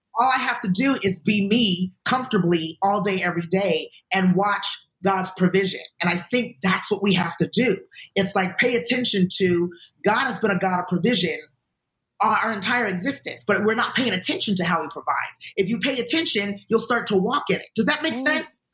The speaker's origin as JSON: {"language": "English", "country": "United States", "said": "from being an American"}